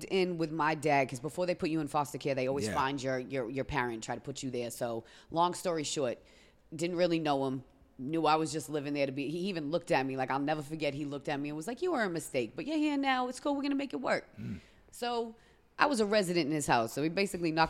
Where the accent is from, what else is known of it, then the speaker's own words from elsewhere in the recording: Beverly, Massachusetts, United States; moved away as an adult; also born or lived in Lawrence, Massachusetts; I was born in Beverly.